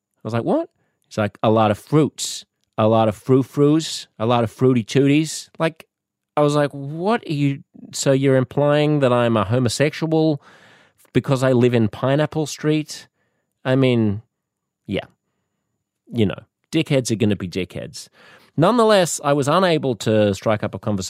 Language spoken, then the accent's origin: English; Australia; What are you doing in my country